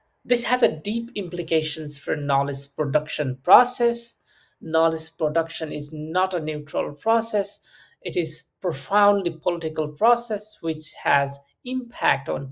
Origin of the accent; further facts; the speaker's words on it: Nepal; I'm from Nepal, and I had first-hand experiences of conflict and many post-war challenges and complexities